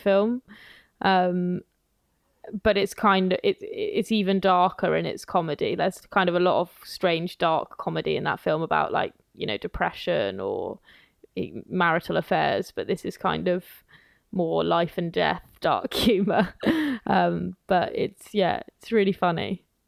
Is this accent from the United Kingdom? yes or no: yes; near Wales, England, United Kingdom; I grew up kind of near Wales